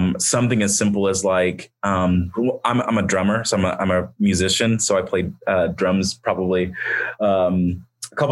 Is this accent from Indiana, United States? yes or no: yes; Indianapolis, Indiana, United States; moved away as an adult; now in Muncie, United States; in the neighborhood that I grew up in Indianapolis